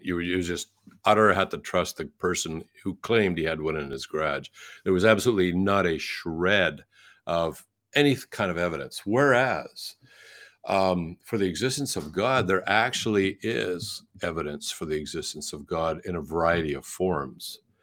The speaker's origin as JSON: {"language": "English", "country": "Canada", "tie": "born or raised there", "said": "I'm a Canadian, born in Canada"}